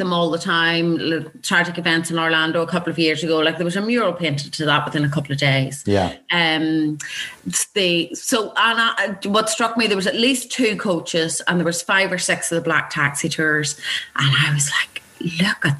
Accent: Belfast, Northern Ireland, United Kingdom; also born or lived in Dubai; I grew up in Belfast through the Troubles in the 70s and the 80s.

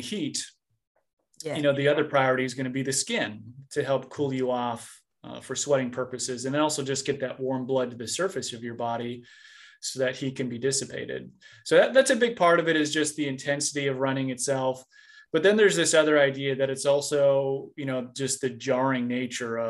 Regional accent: Minnesota, United States; I grew up in Minnesota

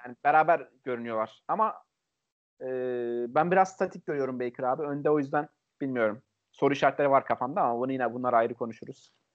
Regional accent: Çaykara, Trabzon, Turkey; Ben Şurluyum

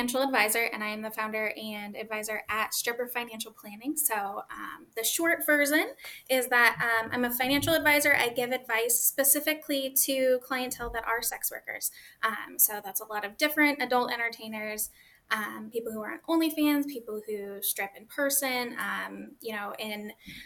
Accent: Vallejo, California, United States; now in Humboldt County, United States; I'm originally from California in the Bay Area, Vallejo, serial killer USA. And then I live in Humboldt County now in the Emerald Triangle

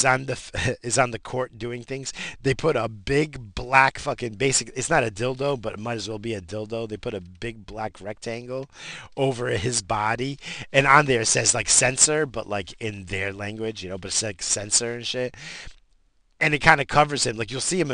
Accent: United States; I'm American

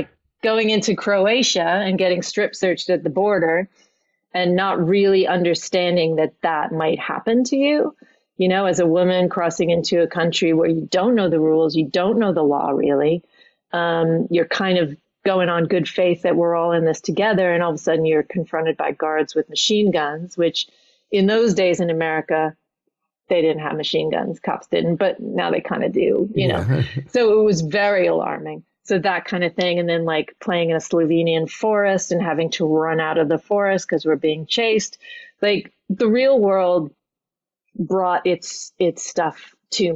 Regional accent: New York City, New York, United States; moved away as an adult; now in Norwich, United Kingdom; I only just 1 year ago left my hometown of New York City

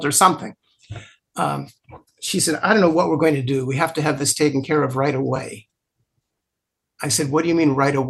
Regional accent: Los Angeles, California, United States; moved away; I grew up in Los Angeles. I haven't lived there for a long time, but I grew up there

